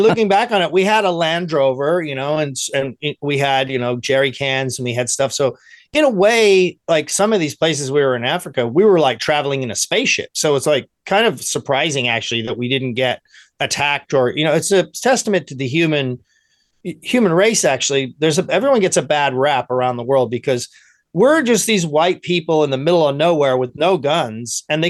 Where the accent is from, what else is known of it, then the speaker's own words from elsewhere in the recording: England, United Kingdom; my parents being Irish, and back then there was still tension between England and Ireland with the IRA and trying to get there, you know, so I would go to school in England, and everyone would be hating the Irish people.